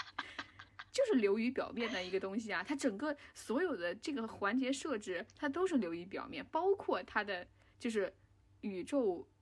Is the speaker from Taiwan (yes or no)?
no; China; 我们中国人或者我们亚洲人